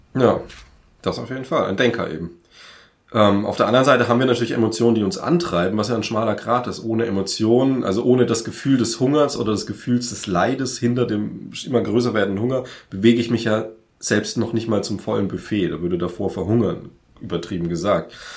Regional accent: Franconia, Bavaria, Germany; ich komme aus dem Frankenland

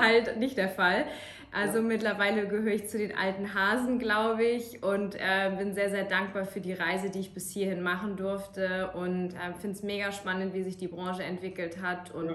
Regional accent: Kiel, Schleswig-Holstein, Germany; moved away as an adult; now in Munich, Germany; Ich bin in Kiel geboren

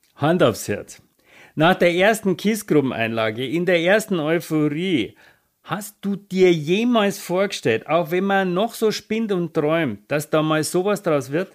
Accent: Bavaria, Germany; komme ich aus Bayern.

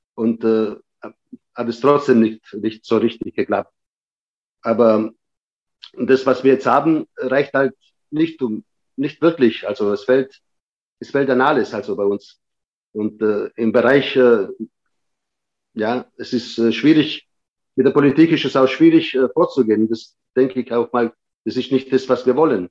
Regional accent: Germany; also born or lived in Patti, Sicily, Italy; ich bin dann quasi mit sieben Jahren dann wieder zurückgekommen nach Deutschland

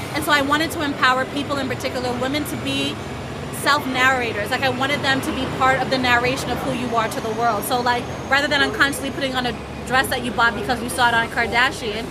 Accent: Florida, United States; also born or lived in Jamaica / Harlem, New York; now in New York, United States; I'm Jamaican. I grew up in Florida.

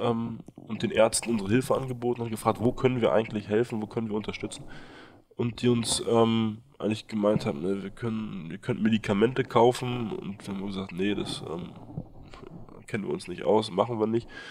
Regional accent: Berlin, Germany; moved away as an adult; also born or lived in Nepal; Ich bin in Berlin ähm, aufgewachsen mit einer französischen Mutter, einem deutschen Vater

